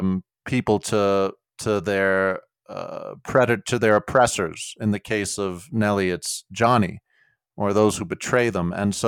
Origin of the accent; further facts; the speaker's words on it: United States; I'm an American.